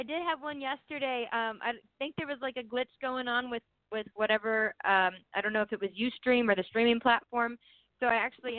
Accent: East Coast, United States; I've always wanted to write like a beach song because I'm from the East Coast.

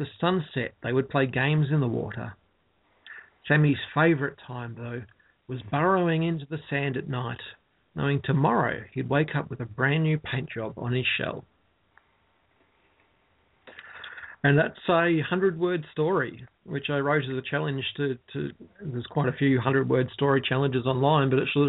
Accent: Ballarat, Victoria, Australia; Ballarat's my hometown where I currently live

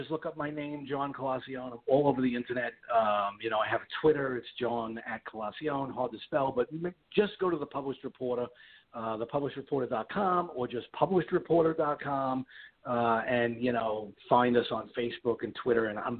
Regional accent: New York, United States; moved away as an adult; now in West Palm Beach, United States; I come from New York, but I recently relocated to Florida, and that's where we are.

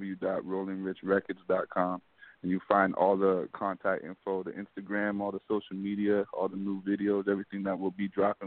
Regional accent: Hamilton, Ontario, Canada; Hamilton, Canada. Okay. So it's like a neighboring city to Toronto. We're like right close by.

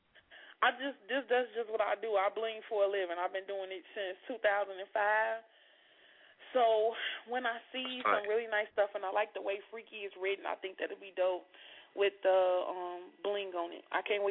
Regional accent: Chicago, Illinois, United States; moved away as an adult; now in Indiana, United States; I'm in Indiana. I just moved to Indiana, but I'm from Chicago, and I'm back and forth.

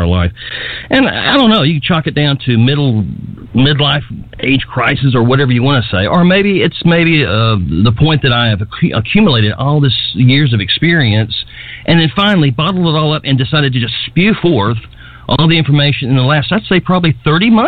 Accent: Memphis, Tennessee, United States; moved away as an adult; now in United Kingdom; I'm from Memphis, Tennessee, and I'd say probably back in the 60s, I grew up with a family that's very musically inclined

